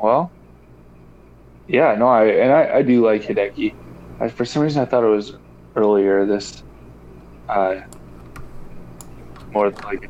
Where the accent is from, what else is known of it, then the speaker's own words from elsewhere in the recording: Colorado, United States; moved away; back in my home state.